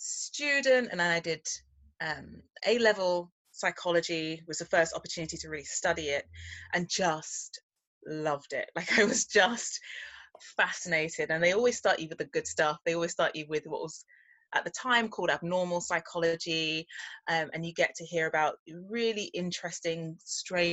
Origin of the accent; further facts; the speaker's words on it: London, United Kingdom; I'm a Londoner through and through, and I grew up eating a mixture of West Indian food